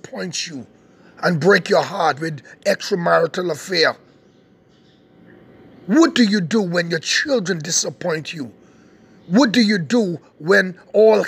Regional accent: Bahamas; my nation, my beautiful nation, Bahama Land.

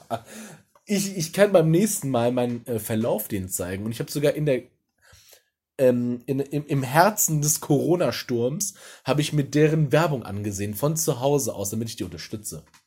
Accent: Ruhr area, North Rhine-Westphalia, Germany; ich komme ja aus dem Pott.

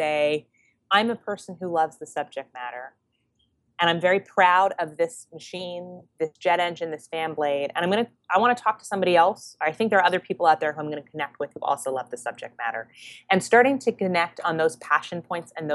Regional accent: Canada; moved away as an adult; now in New York, United States; I'm Canadian, proud Canadian, so I moved to New York after graduating

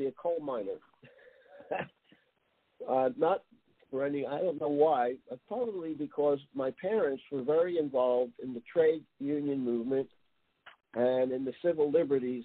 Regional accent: southern New Jersey, United States; also born or lived in Bronx, New York; we moved from the Bronx to southern New Jersey when I was less than a year

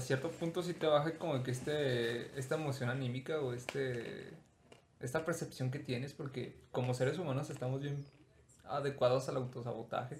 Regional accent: Mexico; nací en México

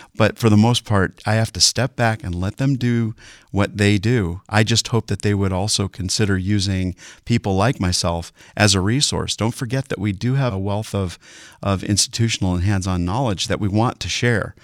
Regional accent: Sylvania, Ohio, United States; also born or lived in Bowling Green, Ohio; I'm originally from Sylvania, just west of Toledo

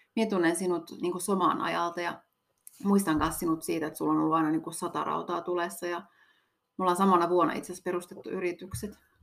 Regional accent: Kittilä, Lapland, Finland; on täältä kotoisin

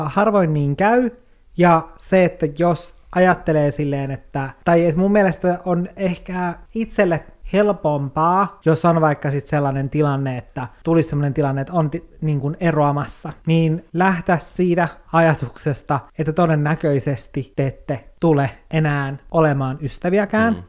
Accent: Oulu, North Ostrobothnia, Finland; moved away as an adult; now in Helsinki, Finland; silloin kun mä olin 18 ja muutin Oulusta

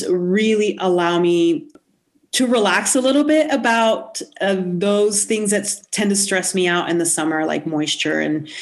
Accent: Puerto Rico; now in New Mexico, United States; I'm not from New Mexico. I'm from the Caribbean. I'm from Puerto Rico.

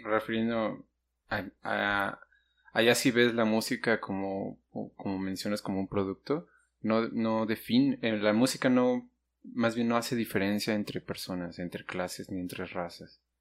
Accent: Mexico; aquí en México

